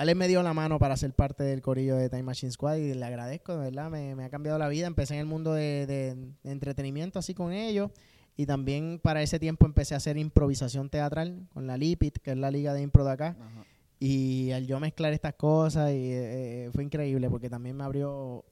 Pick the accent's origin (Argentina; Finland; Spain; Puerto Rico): Puerto Rico; Bayamón; yo pues soy de Bayamón